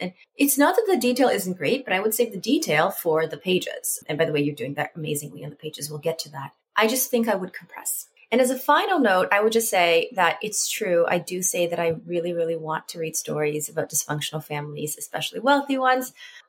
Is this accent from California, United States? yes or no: yes; Salinas, California, United States; I am originally from Salinas, California.